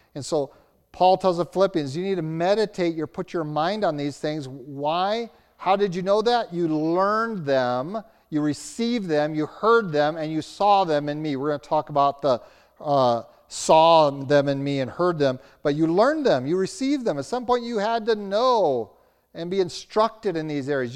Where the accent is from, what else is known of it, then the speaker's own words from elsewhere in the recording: Roanoke, Virginia, United States; now in Albuquerque, United States; growing up in Roanoke, Virginia, as a teenager